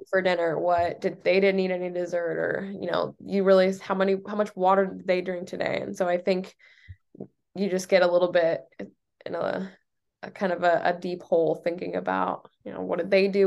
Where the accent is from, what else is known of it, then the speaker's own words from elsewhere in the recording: Noblesville, Indiana, United States; moved away as an adult; also born or lived in Michigan; now in New Hampshire, United States; I'm from Indiana